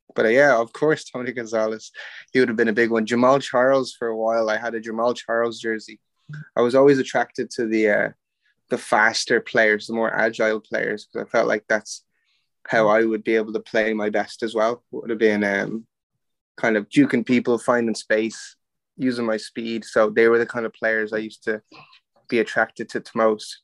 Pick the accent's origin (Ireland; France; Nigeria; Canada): Ireland; also born or lived in Overland Park, Kansas / Wichita, Kansas; grew up in Wichita, in just a sub uh, sub city just off Wichita, Kansas. Um, yeah, so grew up there uh, until I was five years old. Um, when I was five, then uh, the family moved over to Ireland